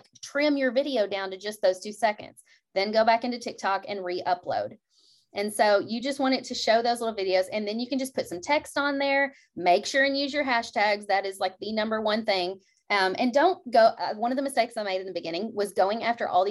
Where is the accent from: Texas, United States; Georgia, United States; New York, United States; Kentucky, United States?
Kentucky, United States; I'm from Kentucky